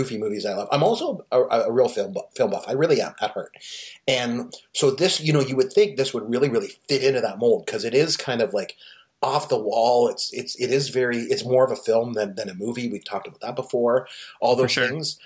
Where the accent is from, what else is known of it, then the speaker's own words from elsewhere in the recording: Canada; I am Canadian.